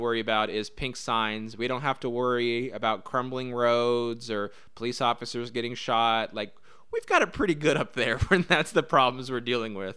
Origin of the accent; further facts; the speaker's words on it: Indianapolis, Indiana, United States; I grew up in Indianapolis and love Indianapolis